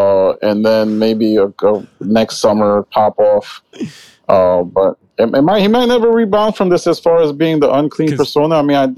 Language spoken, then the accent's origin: English; New York, United States; as a New Yorker